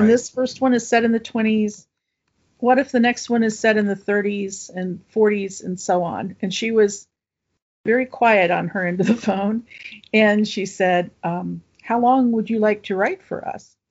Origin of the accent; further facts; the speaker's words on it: Appalachia, United States; I could set it in my home state, but also Appalachia and draw on, uh, you know, kind of my roots